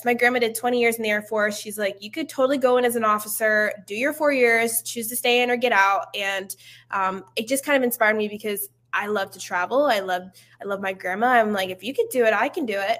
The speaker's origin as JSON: {"language": "English", "town": "Stroudsburg", "region": "Pennsylvania", "country": "United States", "also_born_or_lived": "Atlanta / California", "moved": "as an adult", "said": "I'm originally from Stroudsburg, Pennsylvania, and East Coast girl"}